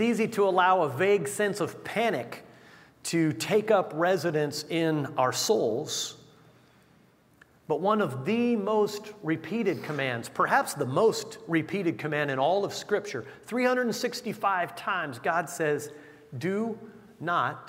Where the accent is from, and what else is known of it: United States